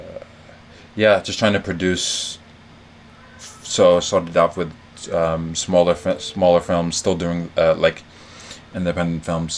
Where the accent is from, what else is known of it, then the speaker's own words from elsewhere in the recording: Lagos, Nigeria; also born or lived in New York / London; now in Abuja, Nigeria; I grew up in Lagos